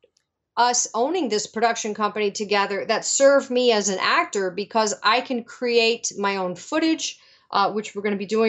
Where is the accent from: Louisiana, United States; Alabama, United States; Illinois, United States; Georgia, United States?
Louisiana, United States; New Orleans; moved away; I'm from New Orleans.